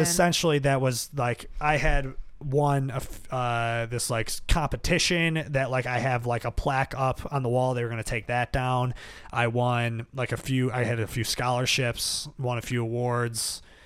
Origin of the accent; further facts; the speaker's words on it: Buffalo, New York, United States; I grew up in South Buffalo.